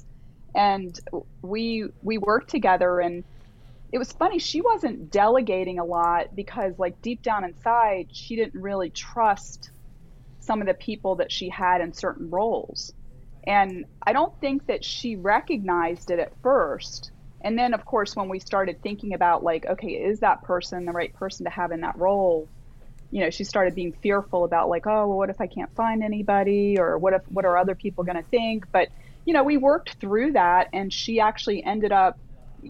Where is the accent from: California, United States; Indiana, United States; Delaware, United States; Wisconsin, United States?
Delaware, United States; I grew up in Delaware in kind of a rural area